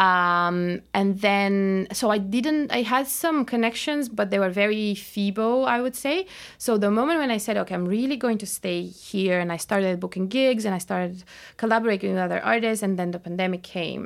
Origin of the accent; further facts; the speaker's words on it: Bulgaria; moved away as an adult; also born or lived in Cairo, Egypt; now in London, United Kingdom; when we were growing up in Bulgaria